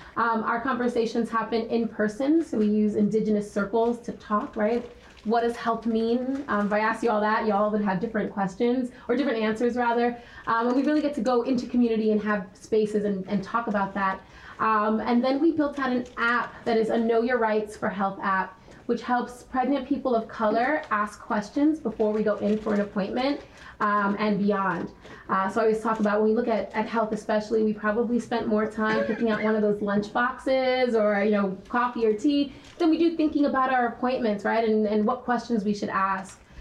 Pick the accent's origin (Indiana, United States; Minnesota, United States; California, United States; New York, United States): New York, United States; New York City; I'm from the Bronx, I'm born and raised there, I still live there.